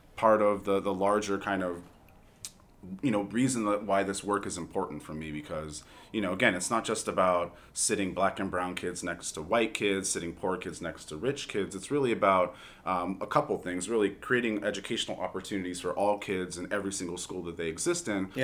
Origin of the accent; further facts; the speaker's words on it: Los Angeles, California, United States; as a young person growing up in Los Angeles